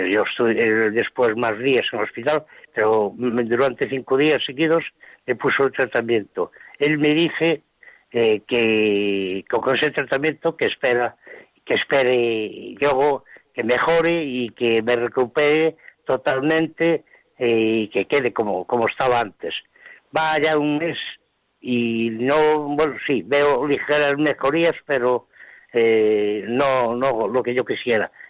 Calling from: Pontevedra, Galicia, Spain; Buenas noches … de Pontevedra

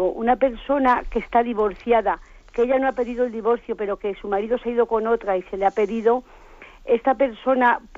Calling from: Granada, Andalusia, Spain; Soy de aquí de Granada, le llamo

